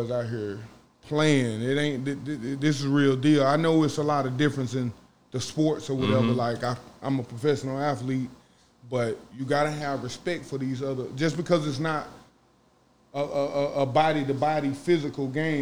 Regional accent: Mississippi, United States; now in Rhode Island, United States; growing up in Mississippi, which is where I'm from

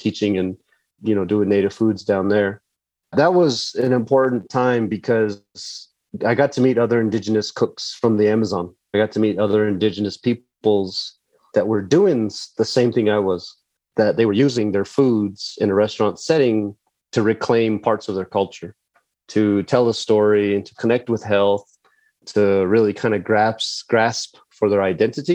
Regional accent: White Mountain Apache land, Arizona, United States; moved away; also born or lived in Window Rock, Arizona (Navajo Nation); I was born on the White Mountain Apache tribe where I'm at right now.

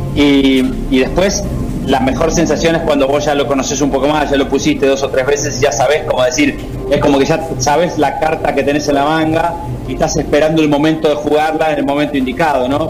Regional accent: Argentina; moved away; also born or lived in United Kingdom / Barcelona; el lugar donde más cómodo me siento es Argentina

